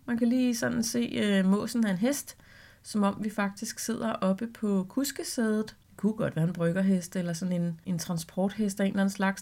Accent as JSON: {"language": "Danish", "area": "Vestegnen", "region": "Capital Region of Denmark", "country": "Denmark", "said": "jeg er fra Vestegnen"}